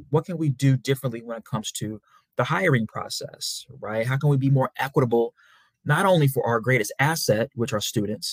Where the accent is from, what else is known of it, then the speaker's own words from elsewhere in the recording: St. Louis, Missouri, United States; also born or lived in Memphis, Tennessee; I'm from St. Louis, Missouri, by way of Memphis, Tennessee.